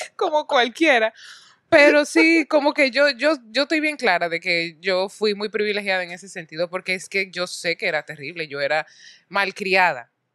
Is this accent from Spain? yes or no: no; Santo Domingo, Distrito Nacional, Dominican Republic; nací en República Dominicana, en Santo Domingo, nací